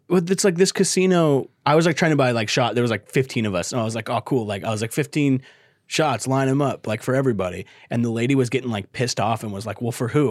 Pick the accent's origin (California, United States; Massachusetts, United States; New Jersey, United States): California, United States; Bakersfield; I'm from Bakersfield.